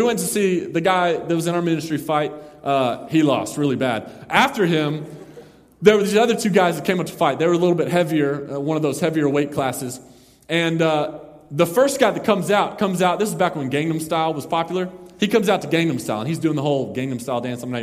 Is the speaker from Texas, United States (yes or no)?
yes; Mesquite, Texas, United States; we went to Mesquite, Texas, my hometown